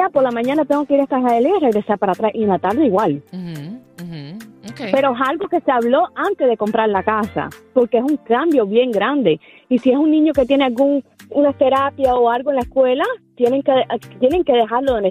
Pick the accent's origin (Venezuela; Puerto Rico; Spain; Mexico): Puerto Rico; moved away as an adult; cuando a mí me ofrecieron trabajo acá en los Estados Unidos, que yo me fui de Puerto Rico, mi nena mayor tenía nueve años.